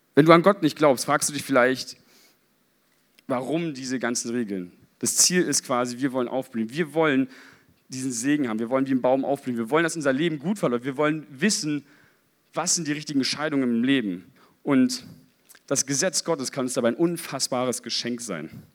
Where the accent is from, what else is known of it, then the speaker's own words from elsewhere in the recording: Berlin, Germany; ich als Berliner